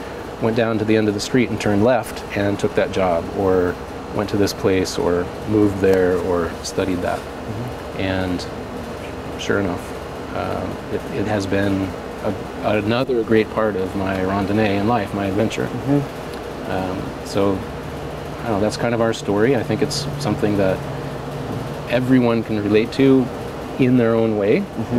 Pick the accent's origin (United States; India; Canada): United States; Colorado; now in Oregon, United States; growing up in Colorado